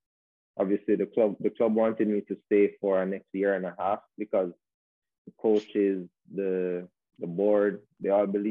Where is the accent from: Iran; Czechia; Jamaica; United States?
Jamaica; also born or lived in Spain; And I was, you know, being a Jamaican over there, it gave me a lot of attention because it was always said that it's not normal for a Jamaican to be over in Spain, especially in that small city, you know what I mean?